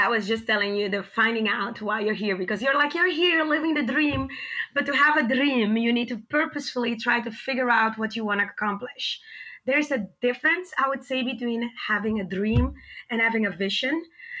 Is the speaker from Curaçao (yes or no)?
yes; Curaçao; also born or lived in Costa Rica; now in United States; You're hearing an accent. I can roll my R because I was born and raised in the Dutch Caribbean island of Curaçao. Curaçao is, like I said, in the Caribbean near the coast of South America, right next to Aruba and Bonaire. Very, very small island.